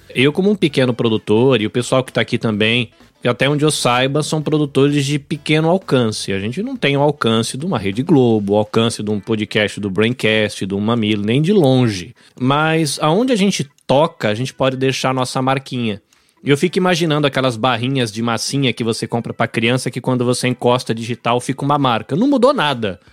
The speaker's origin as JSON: {"language": "Portuguese", "region": "São Paulo", "country": "Brazil", "tie": "born or raised there", "also_born_or_lived": "Bahia", "moved": "yes", "lives_now": "Japan", "said": "Eu cresci em São Paulo, apesar de ter nascido na Bahia"}